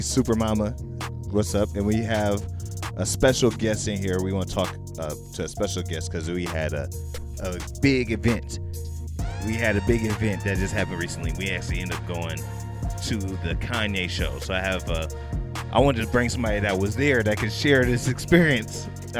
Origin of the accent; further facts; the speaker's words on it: Memphis, Tennessee, United States; So, you know, I'm from Memphis.